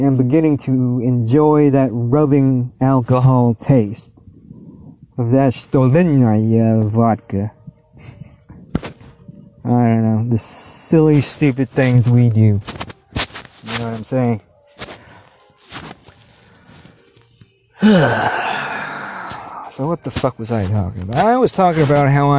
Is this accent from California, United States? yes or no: yes; Torrance, California, United States; moved away; I grew up in Torrance, California, down there in Southern California. And I was down there for like elementary school